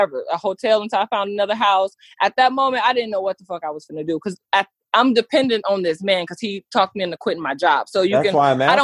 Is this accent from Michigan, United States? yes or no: yes; Michigan, United States; moved away; also born or lived in Texas; I'm from Michigan.